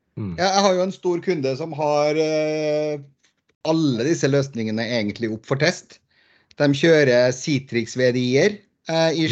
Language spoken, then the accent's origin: Norwegian; Trondheim, Trøndelag, Norway; also born or lived in Bergen; now in Lørenskog, Norway; Født og oppvokst i Trondheim by, men uh, for, bor for tiden på Lørenskog rett utenfor Oslo